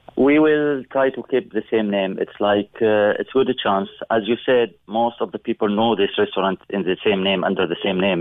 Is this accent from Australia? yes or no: no; Syria; English is a second language; moved away as an adult; now in Cork, Ireland; originally we are from Syria